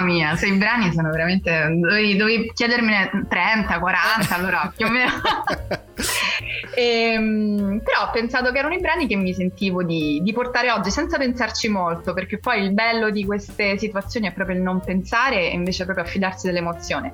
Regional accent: Rome, Lazio, Italy; geograficamente sono romana, romana de Roma

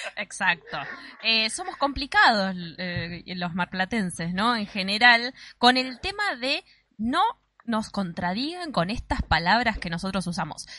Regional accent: Mar del Plata, Buenos Aires Province, Argentina; digo cosas que solamente se dicen acá en Mar del Plata

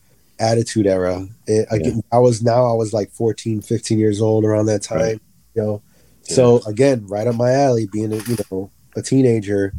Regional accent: Boston, Massachusetts, United States; I grew up in Boston

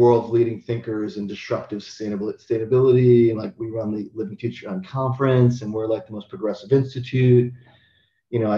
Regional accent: United States; moved away as an adult; also born or lived in Seattle / Australia; now in Qatar

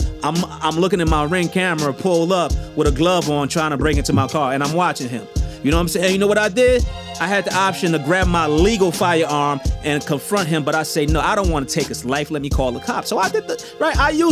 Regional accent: New York City, New York, United States; I'm from Southside Jamaica, Queens

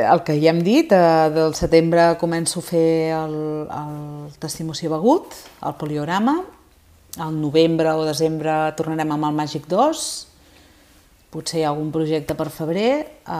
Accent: Sabadell, Catalonia, Spain; la Copla és de Sabadell, jo sóc de Sabadell

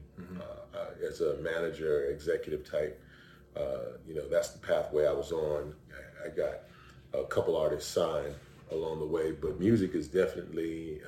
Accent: Cleveland, Ohio, United States; moved away as an adult; also born or lived in Kitchener, Ontario, Canada / Toledo, Ohio / Virginia / St. Louis; now in Atlanta, United States; I was actually born in Ontario, Canada, a place called Kitchener. My mother lives in Toronto. I was raised in the U.S., Cleveland, the Midwest, you know, moving through there, Toledo. Went to high school in Cleveland

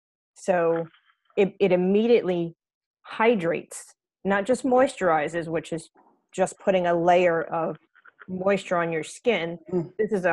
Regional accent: Texas, United States; also born or lived in Iowa, United States / Brooklyn, United States / Virginia, United States / England; now in New Jersey, United States; I'm originally from Texas, but have spent quite a lot of time in lots of different places, from Iowa to Brooklyn to Virginia to here in New Jersey and in New York, and spent almost 2 years in England.

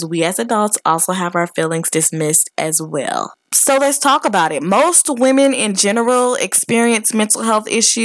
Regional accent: Detroit, Michigan, United States; growing up in Detroit

